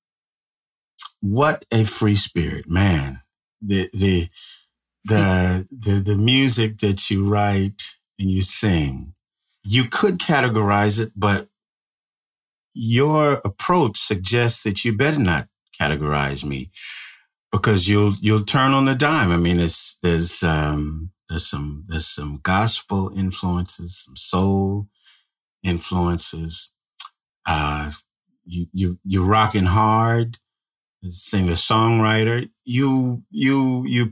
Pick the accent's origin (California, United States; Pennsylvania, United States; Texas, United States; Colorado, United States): California, United States; Bakersfield; I bought this house in Bakersfield, California, which is my hometown